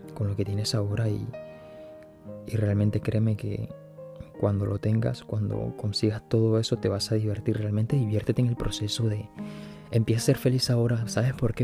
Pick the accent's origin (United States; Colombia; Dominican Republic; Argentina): Colombia; now in Paris, France; estando en Colombia, que es de donde soy yo